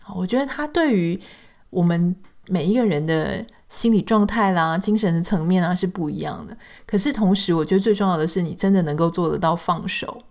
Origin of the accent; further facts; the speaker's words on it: Taiwan; accent: Taiwanese Mandarin (southern-sounding); 当然，也许对台湾人来说，这样子的口音是非常习惯的